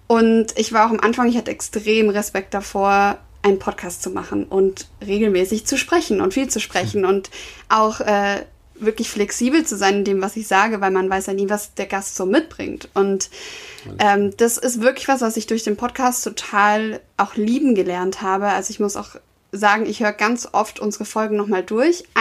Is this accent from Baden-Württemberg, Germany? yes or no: yes; Stuttgart, Baden-Württemberg, Germany; accent: Swabian; weil ich habe extrem geschwäbelt. Ich komme ja aus, aus dem Süden.